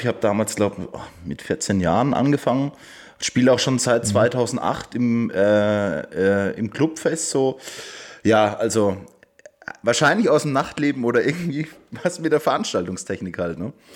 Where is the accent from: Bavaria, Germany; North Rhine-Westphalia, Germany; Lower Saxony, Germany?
Bavaria, Germany; Waldbüttelbrunn; Ich bin damals noch zur Schule gegangen und äh, ich komme aus Waldbüttelbrunn